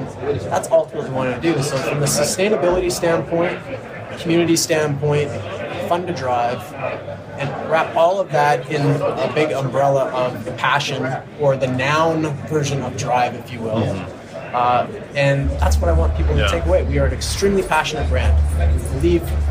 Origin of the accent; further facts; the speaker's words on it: Canada; I'm Canadian